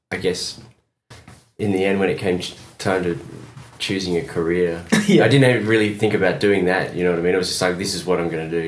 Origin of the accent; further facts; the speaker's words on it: Essex, East of England, United Kingdom; moved away; also born or lived in Perth, Western Australia, Australia / Bermondsey, London, England; I grew up in London in Bermondsey, and then I moved to Essex Essex.